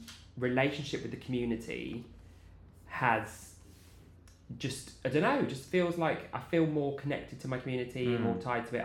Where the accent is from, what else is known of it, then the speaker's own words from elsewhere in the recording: Maidenhead, South East England, United Kingdom; I was growing up in Maidenhead